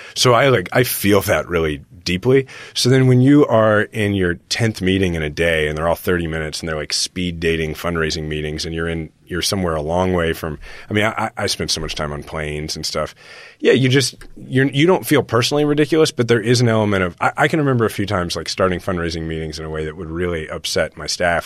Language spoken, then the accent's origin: English; Kansas City, Missouri, United States; we're from Kansas City